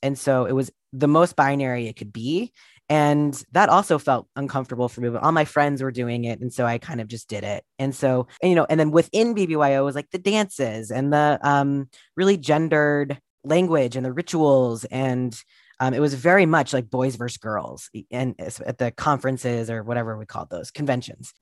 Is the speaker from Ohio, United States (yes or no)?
yes; Columbus, Ohio, United States; I grew up in Columbus, Ohio in the eighties and nineties